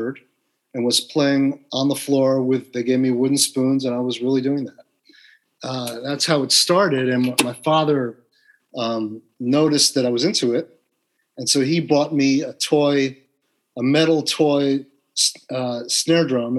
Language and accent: English; West Orange, New Jersey, United States; also born or lived in New York City; I'm from West Orange, New Jersey.